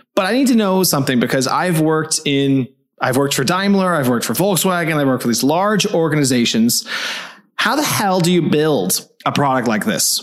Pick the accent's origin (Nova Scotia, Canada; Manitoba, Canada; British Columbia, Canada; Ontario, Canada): Ontario, Canada; Toronto; now in Berlin, Germany; I'm an East Coast guy. I'm from Toronto